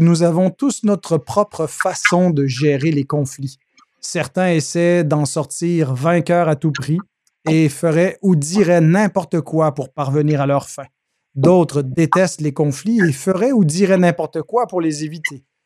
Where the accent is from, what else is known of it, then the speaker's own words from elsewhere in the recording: Quebec, Canada; chez nous au Québec